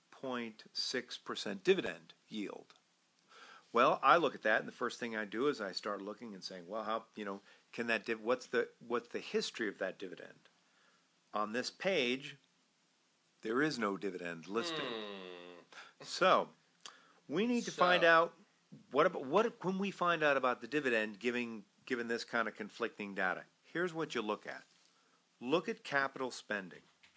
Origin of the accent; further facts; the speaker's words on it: New York, United States; I'm a New Yorker